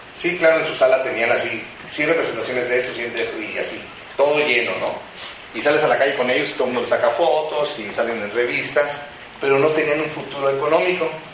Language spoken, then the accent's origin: Spanish; Morelia, Michoacán, Mexico; moved away as an adult; now in Mexico City, Mexico; Yo soy de originario de la ciudad de Morelia